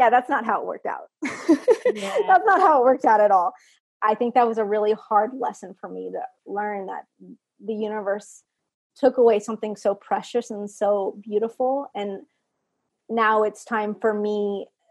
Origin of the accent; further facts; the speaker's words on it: Texas, United States; now in Maryland, United States; I'm originally from Texas.